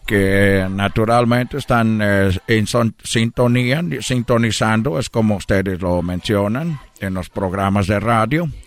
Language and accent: Spanish; Brazil; Spanish is a second language